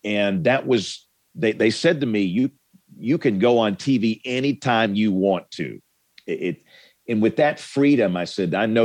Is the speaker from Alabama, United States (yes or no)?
yes; Greenville, Alabama, United States; also born or lived in Tuscaloosa, Alabama; I'm from a small town in South Alabama. You guys have probably never heard of my hometown. It's called Greenville, Alabama